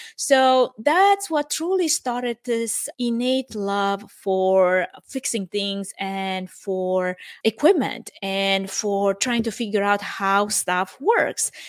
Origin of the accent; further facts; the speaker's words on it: Romania; English is a second language; moved away as an adult; now in United States; I am originally from Romania.